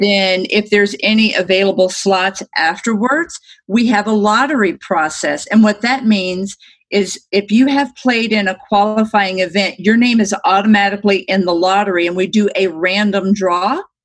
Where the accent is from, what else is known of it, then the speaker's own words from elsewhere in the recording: Destin, Florida, United States; moved away as an adult; now in Arizona, United States; I'm from Destin, Florida, which is one of the most beautiful places in the world